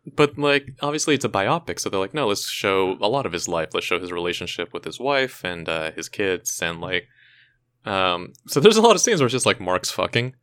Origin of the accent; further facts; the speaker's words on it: hometown of Thrice, California, United States; they were formed, uh, in my hometown